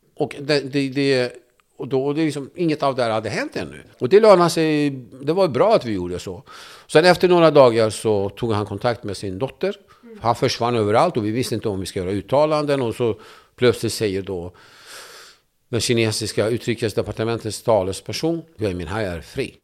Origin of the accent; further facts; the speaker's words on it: Turkey; now in Sweden; när jag växte upp i Turkiet så fick inte vi tala kurdiska